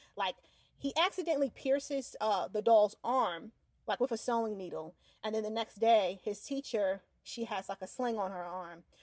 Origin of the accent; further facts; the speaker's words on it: New York, United States; now in Florida, United States; growing up in New York